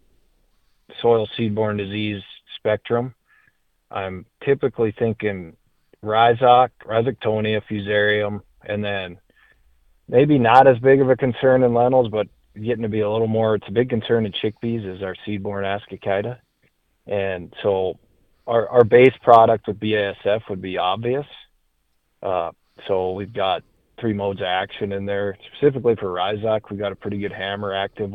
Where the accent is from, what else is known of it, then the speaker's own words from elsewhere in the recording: Sheridan County, Montana, United States; I grew up in Sheridan County, Montana, which is as far northeast in Montana as you can go